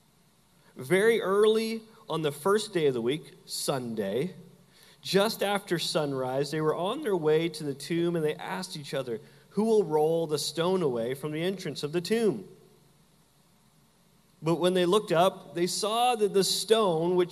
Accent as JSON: {"language": "English", "country": "Canada", "moved": "yes", "lives_now": "Southern United States", "said": "I'm from Canada"}